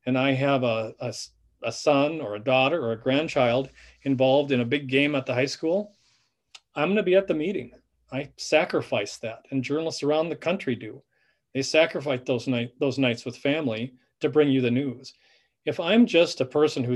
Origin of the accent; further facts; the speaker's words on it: Benson, Minnesota, United States; we're from Benson, Minnesota, or this area